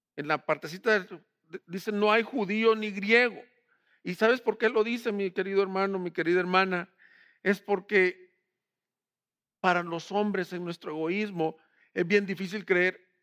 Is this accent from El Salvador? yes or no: yes; El Salvador; del Salvador, de donde soy yo